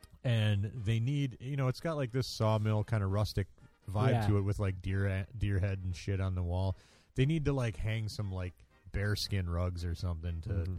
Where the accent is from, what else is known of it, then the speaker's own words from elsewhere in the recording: Merrill, Wisconsin, United States; In Merrill, Wisconsin, my hometown